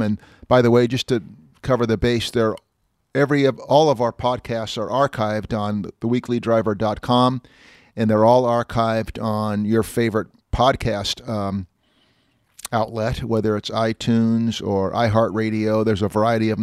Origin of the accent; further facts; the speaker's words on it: Walnut Creek, California, United States; Walnut Creek, by the way, my hometown